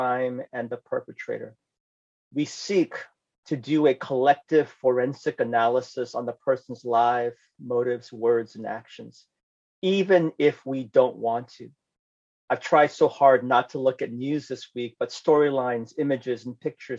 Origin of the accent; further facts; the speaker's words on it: San Francisco, California, United States; moved away as an adult; also born or lived in New Jersey; I grew up in San Francisco